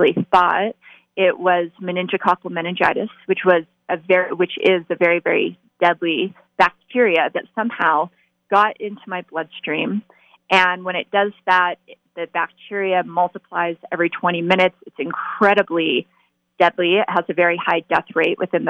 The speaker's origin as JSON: {"language": "English", "town": "Las Vegas", "region": "Nevada", "country": "United States", "tie": "born or raised there", "said": "I was born and raised in Las Vegas"}